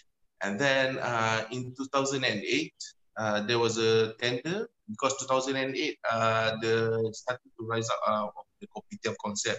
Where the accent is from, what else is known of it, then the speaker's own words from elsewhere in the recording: Selangor, Malaysia; also born or lived in Johor Bahru; So I was born in JB, and then my mother, she was a custom officer, so she had to change